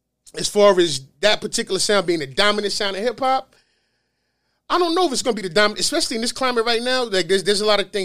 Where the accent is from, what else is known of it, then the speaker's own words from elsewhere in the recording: New York City, New York, United States; I'm from the star, right? I'm from Notion Ave